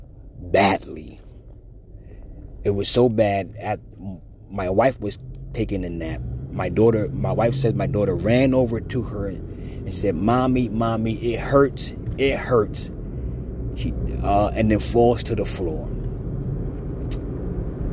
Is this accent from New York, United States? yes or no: yes; New York, United States; now in Pennsylvania, United States; I'm a Giants fan because I'm from New York